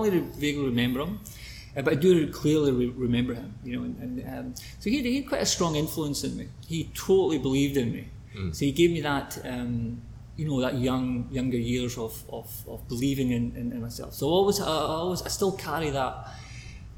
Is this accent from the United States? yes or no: no; Oban, west coast of Scotland, United Kingdom; I'm from Scotland, west coast of Scotland, a town called Ogan